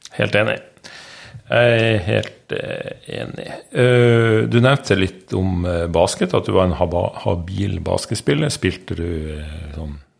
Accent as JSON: {"language": "Norwegian", "region": "Northern Norway", "country": "Norway", "moved": "yes", "said": "jeg er nordlending"}